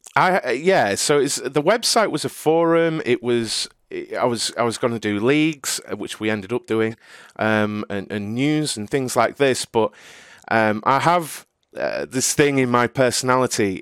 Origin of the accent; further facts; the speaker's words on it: Cleethorpes, East Midlands, United Kingdom; I grew up in Cleethorpes in Lincolnshire in the U K.